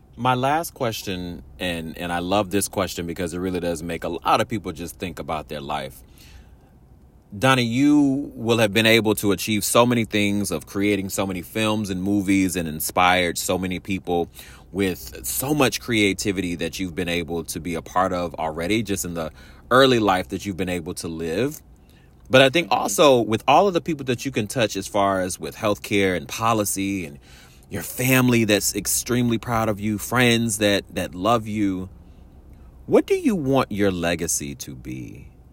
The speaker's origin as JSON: {"language": "English", "town": "Washington", "region": "District of Columbia", "country": "United States", "tie": "born or raised there", "moved": "yes", "said": "my hometown, my folks out in Washington D.C."}